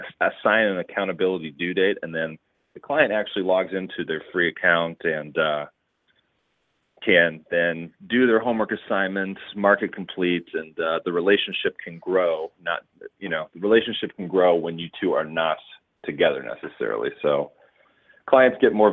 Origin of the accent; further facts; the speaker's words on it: Chicago, Illinois, United States; also born or lived in Indiana; Born and raised in the Chicago, Illinois area.